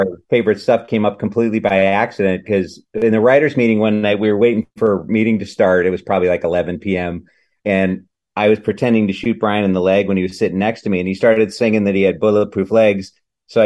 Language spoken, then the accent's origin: English; Madison, Wisconsin, United States; moved away as an adult; also born or lived in Chicago; a couple of years in Madison, which is my hometown